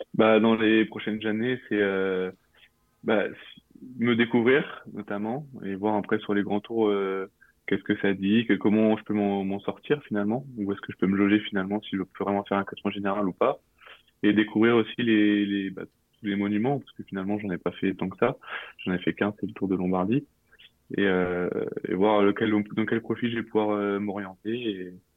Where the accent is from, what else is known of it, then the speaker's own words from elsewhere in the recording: Normandy, France; moved away as an adult; now in Nice, France; j'avais 8 ans et ça s'est passé euh, à Bayeux.